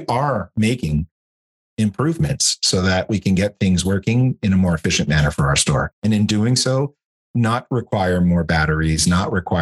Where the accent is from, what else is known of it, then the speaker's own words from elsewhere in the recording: Canada; moved away as an adult; also born or lived in Europe / Switzerland; now in United States; I'm not from the US, I'm from Canada.